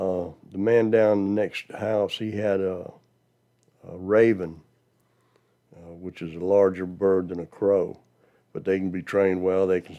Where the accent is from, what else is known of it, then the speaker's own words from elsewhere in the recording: Dachau, Bavaria, Germany; born there; You have to consider I was born in Germany in 1949. And the town was called Dachau, not to be confused with the concentration camp.